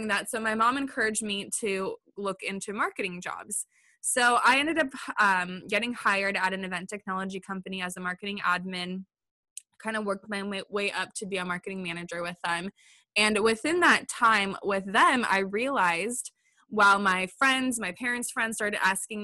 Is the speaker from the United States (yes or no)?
yes; California, United States; moved away as an adult; growing up in California, I was always like, I'm never leaving California. I'm a California girl forever